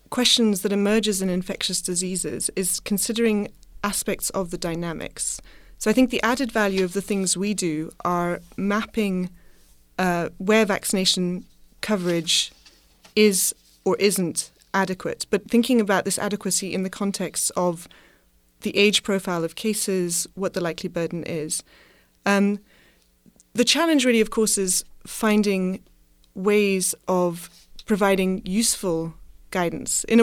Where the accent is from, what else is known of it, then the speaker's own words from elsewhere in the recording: Madagascar; Partly because I grew up partly in Madagascar, I have a focus in my lab on Madagascar